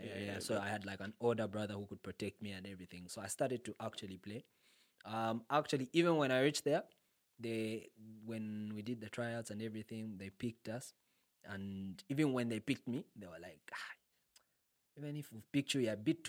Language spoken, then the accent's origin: English; Zambia; I'm from Riverside